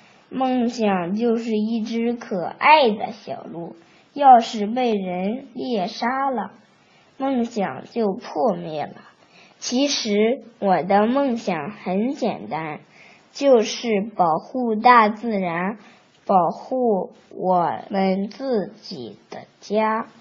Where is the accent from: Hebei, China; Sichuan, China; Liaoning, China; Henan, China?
Liaoning, China; Dalian; 我来自大连，我快到六岁了。